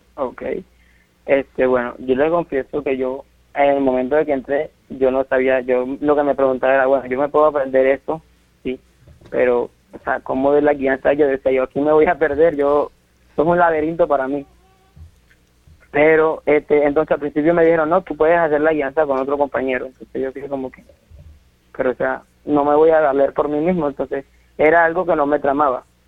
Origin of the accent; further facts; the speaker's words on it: Santa Marta, Magdalena, Colombia; yo nací aquí en Santa Marta